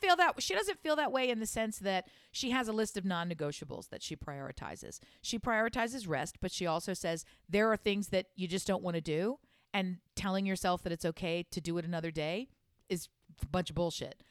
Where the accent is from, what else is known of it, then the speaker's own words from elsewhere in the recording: United States; I speak English. I'm from America